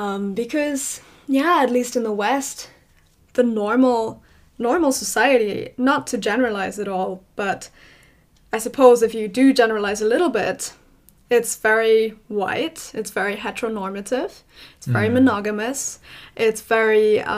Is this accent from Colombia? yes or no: no; South Africa; also born or lived in Ireland; now in Belgium; You know, I grew up in South Africa for a little bit. I moved to Ireland. My mother was German. I am living in Belgium now.